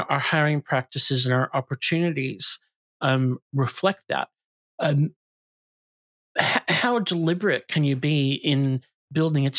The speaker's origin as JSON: {"language": "English", "country": "United States", "moved": "yes", "lives_now": "Australia", "said": "I come from the US"}